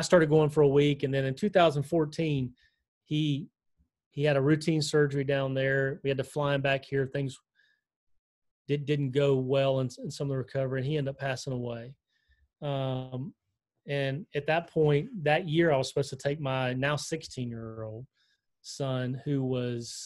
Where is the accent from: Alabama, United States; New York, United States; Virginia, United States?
Alabama, United States; Selma; moved away as an adult; also born or lived in Idaho / Aleutian Islands, Alaska / Washington, D.C.; I had honestly grown up in Alabama